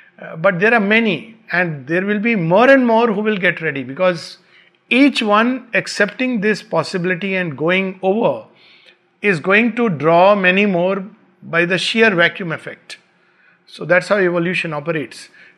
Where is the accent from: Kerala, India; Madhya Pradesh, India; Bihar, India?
Bihar, India; born there; also born or lived in Uttar Pradesh / Pune; My roots are in UP. I was born in Bihar. I studied in Pune.